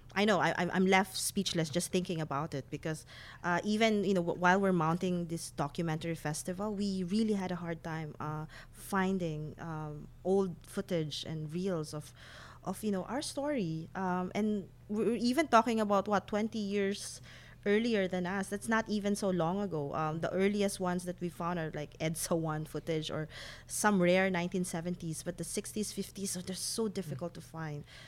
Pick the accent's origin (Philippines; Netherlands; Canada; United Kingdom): Philippines